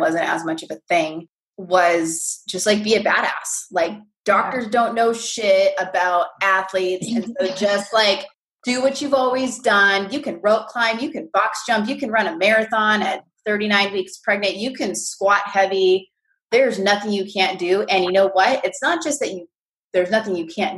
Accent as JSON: {"language": "English", "region": "California", "country": "United States", "said": "I'm from California"}